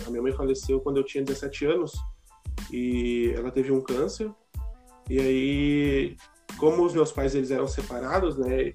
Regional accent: São Paulo, Brazil; moved away as an adult; now in Rio Grande do Sul, Brazil; eu sou natural de São Paulo, né? São Paulo capital. E eu moro aqui no Rio Grande do Sul fazem 10 anos

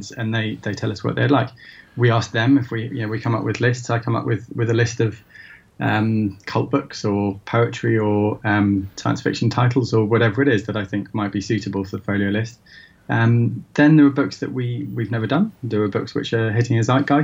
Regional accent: Shrewsbury, West Midlands, United Kingdom; now in London, United Kingdom; I'm brought up in Shrewsbury and, now live in London.

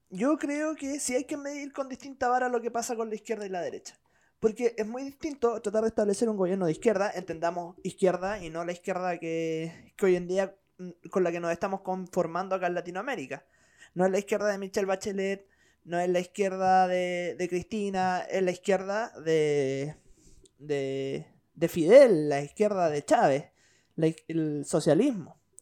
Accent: Chile

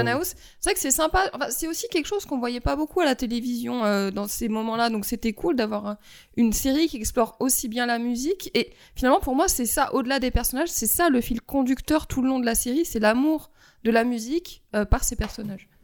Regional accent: France; en tant que française

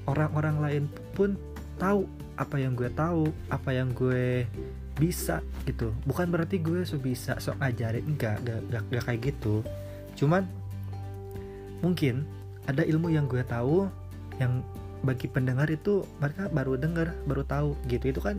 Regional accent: Sukabumi, West Java, Indonesia; gue lahir di Sukabumi gue besar di Sukabumi ya kalian tahu Sukabumi kota mochi guys

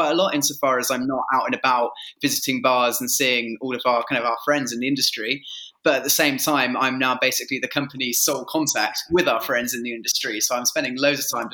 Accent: Milton Keynes, South East England, United Kingdom; I grew up in Milton Keynes.

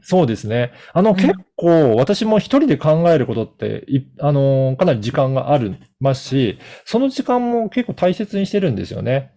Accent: Okayama, Japan; moved away; 私実家が岡山

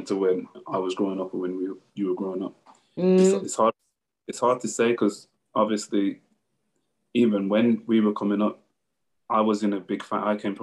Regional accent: Birmingham, West Midlands, United Kingdom; when I was growing up in Birmingham, in like the 90s and the early 2000s

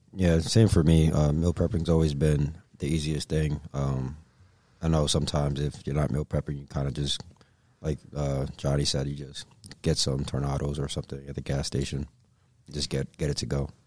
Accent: Yonkers, New York, United States; moved away as an adult; now in Alaska, United States; I've been in Alaska for three years, and I'm from Yonkers, New York

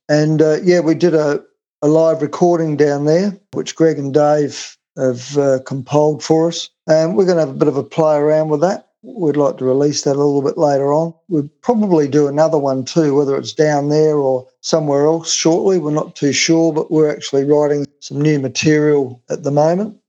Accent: Adelaide, South Australia, Australia; I grew up in Woodville Park, lived there until I left home to get married at the age of 21

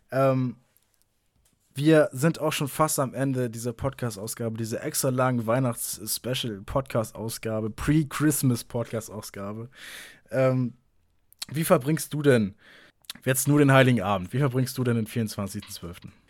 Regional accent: Kiel, Schleswig-Holstein, Germany; Die danach wäre, meine Heimatstadt ist Kiel.

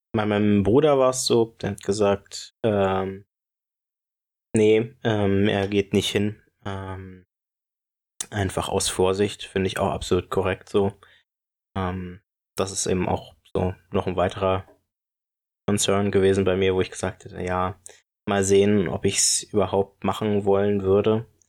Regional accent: Brieselang, Brandenburg, Germany; moved away; aus meiner Heimatgemeinde ähm, und also aus meiner alten Heimat

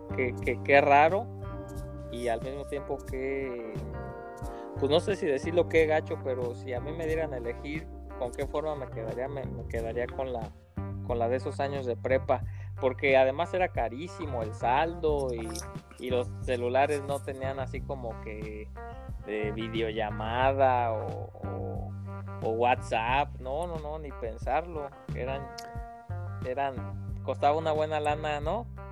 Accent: Uruapan, Michoacán, Mexico; soy igual de Uruapa, Michoacán, eh, tierra verde de esperanza y guacamole

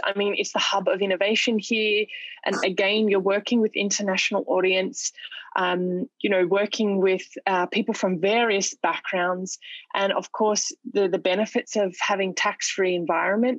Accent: Australia; moved away as an adult; now in Dubai, United Arab Emirates; my home country in Australia

